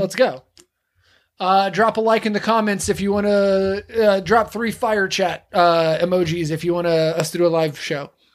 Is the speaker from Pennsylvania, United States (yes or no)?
no; Texas, United States; I grew up in Texas